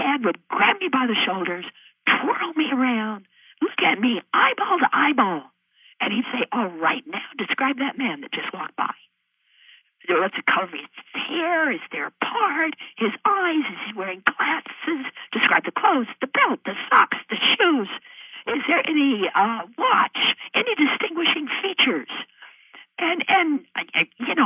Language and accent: English; Idaho, United States; I'm a gal from Idaho. I'm a Westerner.